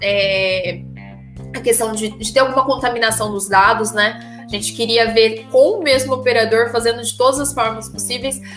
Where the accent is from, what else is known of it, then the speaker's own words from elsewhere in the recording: Brazil; como um bom brasileiro